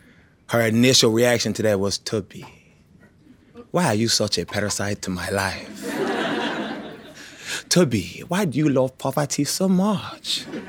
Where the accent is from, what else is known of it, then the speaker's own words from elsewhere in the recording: Nigeria; Now listen, this is monumental for me because I'm a Nigerian. I know a lot of y'all thought I was regular black.